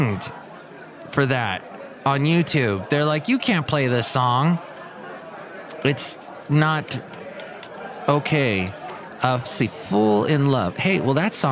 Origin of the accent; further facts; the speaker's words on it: California, United States; I grew up here in the California